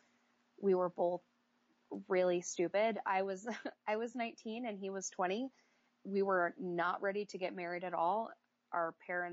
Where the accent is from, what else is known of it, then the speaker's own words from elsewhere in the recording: Iowa, United States; I grew up in Iowa. There's nothing to do here